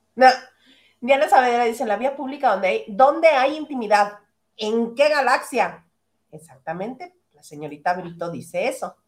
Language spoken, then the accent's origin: Spanish; northern Mexico, Mexico; soy regionalista, soy norteña